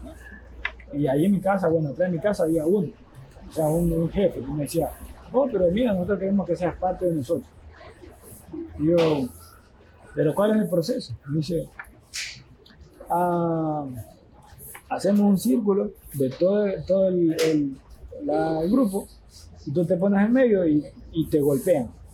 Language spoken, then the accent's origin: Spanish; Esmeraldas, Ecuador; moved away; also born or lived in Quito; desde que yo salí de Esmeralda, desde que ah, me fui a Quito